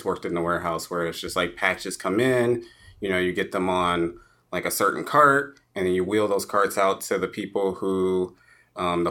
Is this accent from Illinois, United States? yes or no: yes; Rockford, Illinois, United States; moved away as an adult; also born or lived in Chicago suburbs, Illinois; now in Arizona, United States; I'm from Chicago. I'm used to humidity. So, well, born in Rockford, lived in the suburbs of Chicago for a while.